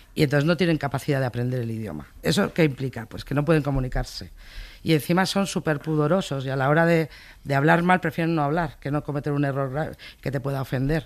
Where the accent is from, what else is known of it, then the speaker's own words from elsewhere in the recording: Madrid, Community of Madrid, Spain; also born or lived in Bilbao; yo soy de Bilbao, pero me crié en Madrid. En Bilbao era la madrileña, en Madrid era la, vasca